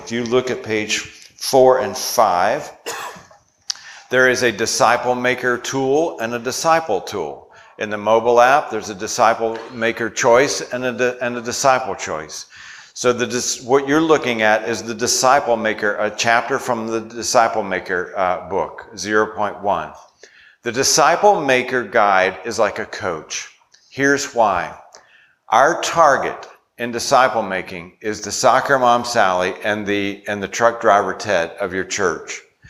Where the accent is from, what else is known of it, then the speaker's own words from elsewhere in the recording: Virginia, United States; I grew up in Virginia. It's a Southern culture.